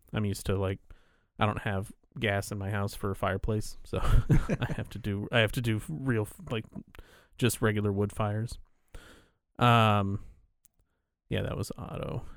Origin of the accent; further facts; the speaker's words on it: California, United States; I'm from California